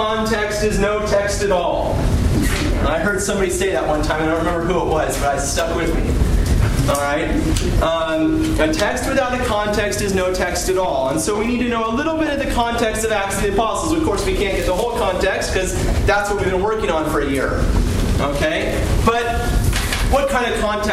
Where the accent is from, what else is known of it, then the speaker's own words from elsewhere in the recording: California, United States; I'm from California